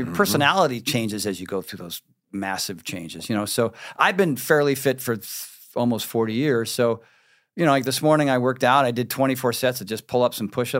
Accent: Connecticut, United States; also born or lived in Rhode Island; Born in Rhode Island, but grew up in Connecticut, East Coast.

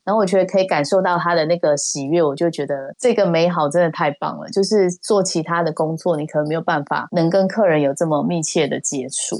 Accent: Taipei, Taiwan; moved away as an adult; also born or lived in Kaohsiung; 我是台北人

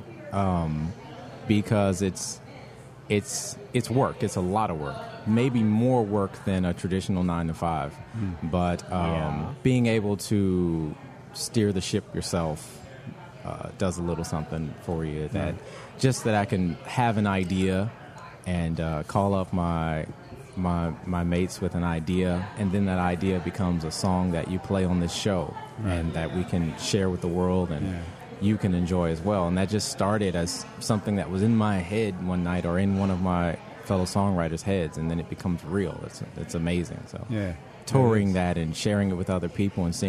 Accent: New Orleans, Louisiana, United States; I'm from New Orleans

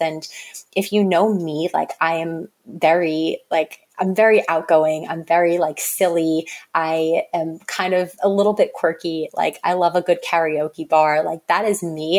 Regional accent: Long Island, New York, United States; also born or lived in North Carolina; now in New York City, United States; I grew up on Long Island in New York, which is suburbs

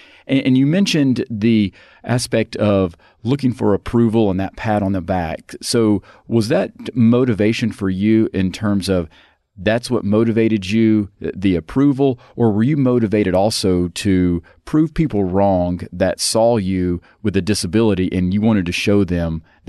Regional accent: Georgia, United States; I grew up in Georgia

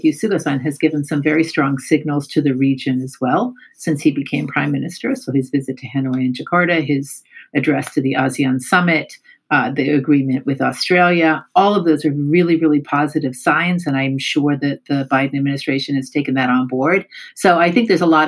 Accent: United States; As an American sitting here

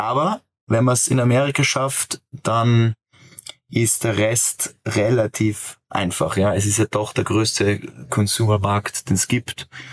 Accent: Austria; als Österreicher

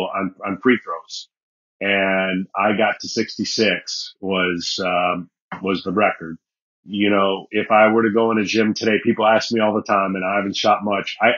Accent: Michigan, United States; born or raised there

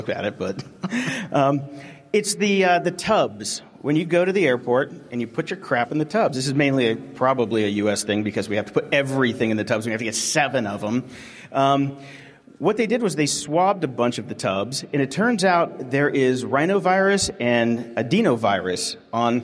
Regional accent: Pittsburgh, Pennsylvania, United States; I'm from Pittsburgh, Pennsylvania

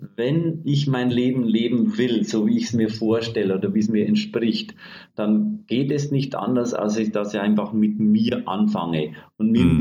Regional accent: Bavaria, Germany; Ich bin aus Bayern und ich sag mal streng katholisch erzogen

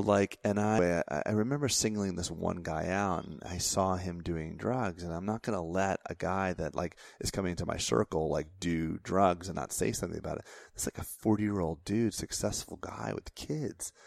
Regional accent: Florida, United States; I grew up in Florida

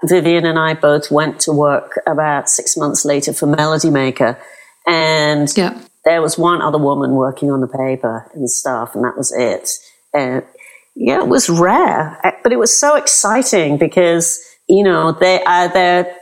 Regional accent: London, United Kingdom; accent: British; moved away as an adult; now in New York, United States; I grew up in North London

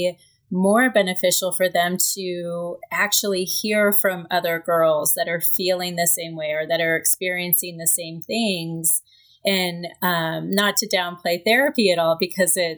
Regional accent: Kansas City, United States; I am from Kansas City. I grew up in Kansas City.

